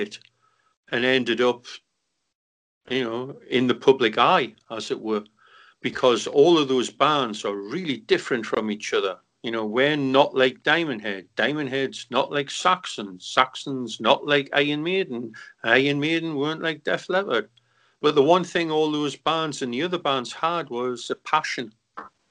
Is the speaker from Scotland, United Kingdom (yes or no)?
no; Newcastle upon Tyne, North East England, United Kingdom; moved away; three young kids out of Newcastle